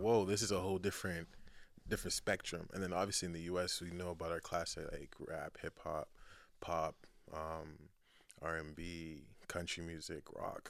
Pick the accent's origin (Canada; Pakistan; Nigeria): Nigeria; also born or lived in United Kingdom; now in Boston, United States; I was born in Boston, but then went back to Nigeria.